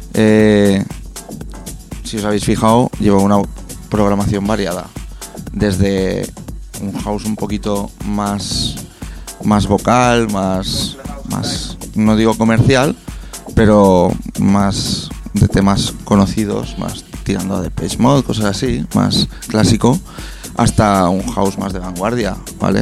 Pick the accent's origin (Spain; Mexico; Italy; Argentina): Spain; Peñíscola, Valencian Community; yo soy de Peñíscola